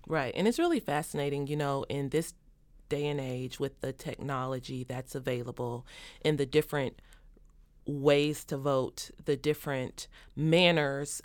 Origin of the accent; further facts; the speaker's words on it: Kentucky, United States; my home state, Kentucky